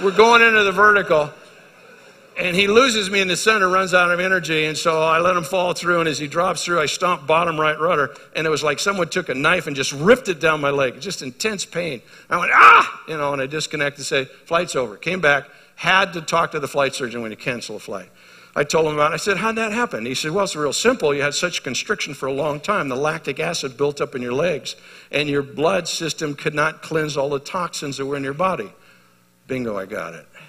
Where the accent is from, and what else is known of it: United States